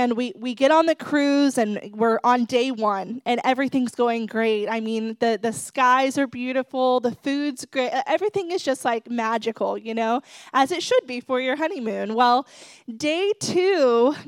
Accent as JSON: {"language": "English", "region": "Ohio", "country": "United States", "also_born_or_lived": "Dallas, Texas", "moved": "as an adult", "lives_now": "Florida, United States"}